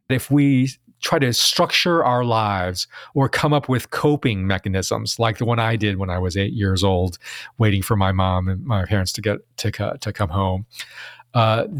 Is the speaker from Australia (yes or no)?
no; Chicago, Illinois, United States; also born or lived in Taiwan; So I was born in Taiwan. I immigrated to the United States at age 3, grew up in Chicago.